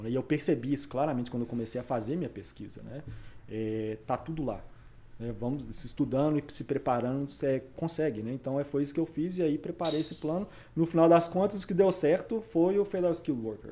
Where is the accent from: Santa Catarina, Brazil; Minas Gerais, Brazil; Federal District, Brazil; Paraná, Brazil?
Minas Gerais, Brazil; Belo Horizonte; moved away as an adult; now in Vancouver, Canada; Sou de BH